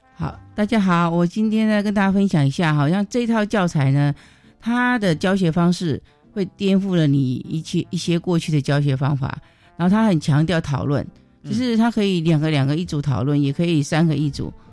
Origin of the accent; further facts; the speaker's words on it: Taiwan; 我们台湾人就会说，哦，我有高血压